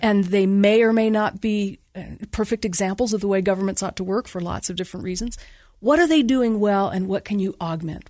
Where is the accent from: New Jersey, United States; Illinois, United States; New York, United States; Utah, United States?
Utah, United States; Bountiful; also born or lived in California; I grew up in Bountiful and I went to Bountiful High